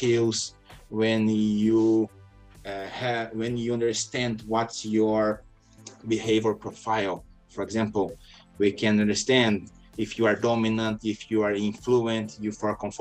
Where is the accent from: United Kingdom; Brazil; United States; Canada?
Brazil; I was born in Brazil